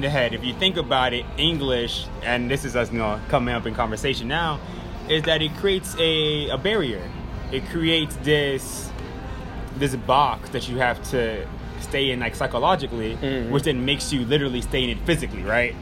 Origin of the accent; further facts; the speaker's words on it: Miami, Florida, United States; also born or lived in France / Switzerland / North Carolina / Boston; now in Austin, United States; My background is Jamaican. I grew up in Miami